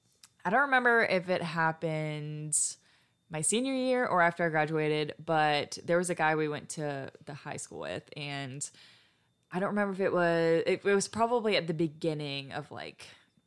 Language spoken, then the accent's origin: English; Houston, Texas, United States; now in The Woodlands, United States; I live in the Woodlands. I'm from Houston.